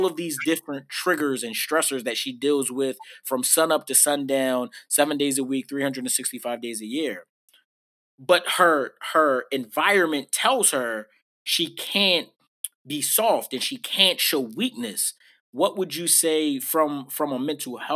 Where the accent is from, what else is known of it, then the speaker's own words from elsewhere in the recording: Philadelphia, Pennsylvania, United States; I was raised in West Philly